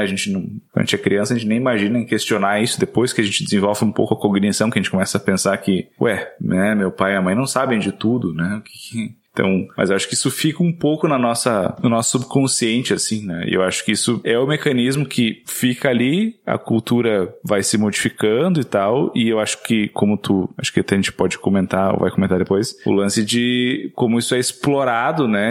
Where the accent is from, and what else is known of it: Rio Grande do Sul, Brazil; moved away